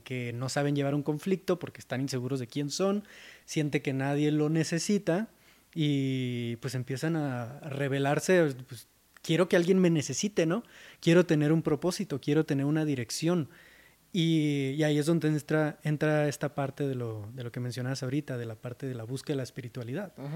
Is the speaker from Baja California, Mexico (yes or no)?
yes; Mexicali, Baja California, Mexico; moved away as an adult; now in Mexico City, Mexico; Yo soy de Mexicali, Baja California, del norte de México, y me mudé a Ciudad de México en 2017.